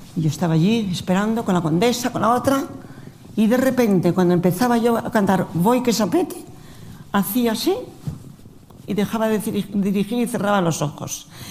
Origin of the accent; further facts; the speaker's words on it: Spain; Nosotros estamos en España y somos los españoles.